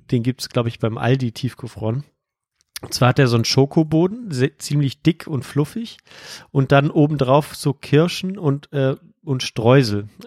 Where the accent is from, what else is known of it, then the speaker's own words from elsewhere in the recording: Rhineland, Germany; Bei uns im Rheinland sind Teilchen alles, was ähm, sozusagen auf die Hand geht und was man in der Hand essen kann.